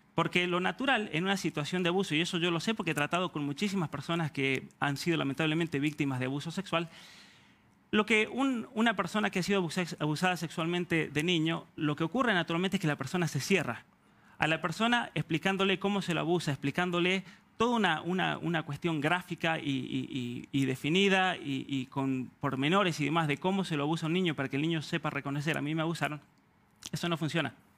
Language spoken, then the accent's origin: Spanish; Argentina; now in Canada; Argentina, de donde soy oriundo